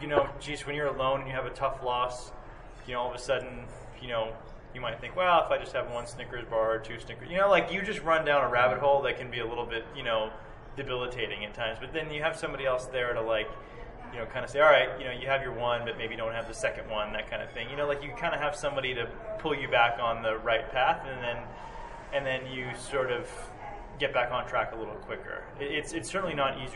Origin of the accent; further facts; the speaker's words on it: Indianapolis, Indiana, United States; where I grew up in Indianapolis